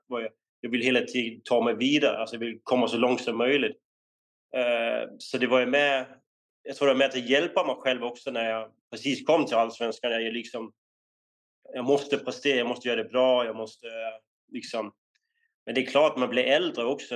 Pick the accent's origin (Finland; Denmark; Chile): Denmark; moved away as an adult; now in Sweden; när vi var unga i, um, i Danmark